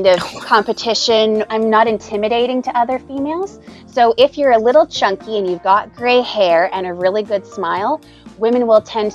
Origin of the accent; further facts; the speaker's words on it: Canada; I'm Canadian.